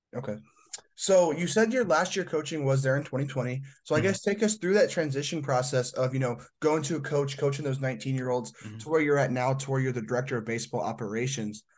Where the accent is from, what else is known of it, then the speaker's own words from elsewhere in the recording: Indiana, United States; I'm from Indiana